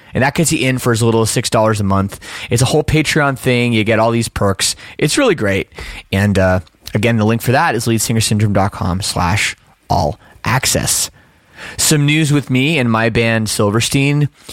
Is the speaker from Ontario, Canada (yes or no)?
yes; Oakville, Ontario, Canada; accent: Canadian; moved away as an adult; I grew up in Oakville